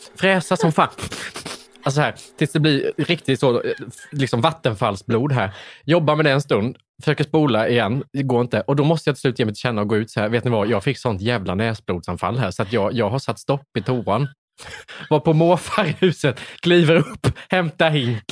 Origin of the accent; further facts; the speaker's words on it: Värnamo, Jönköping County, Sweden; Jag kom från Värnamo